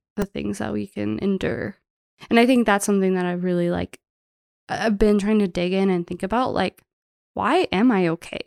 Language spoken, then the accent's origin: English; Metairie, Louisiana, United States; moved away as an adult; now in Bozeman, United States; I was raised in Metairie, which is like a town right outside of New Orleans